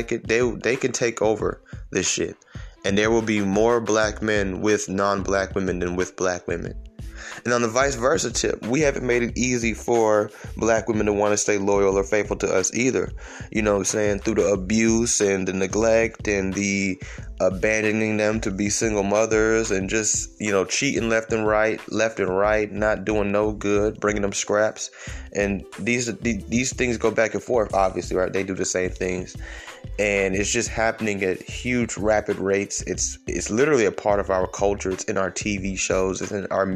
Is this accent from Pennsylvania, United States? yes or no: no; Atlanta, Georgia, United States; I'm from Atlanta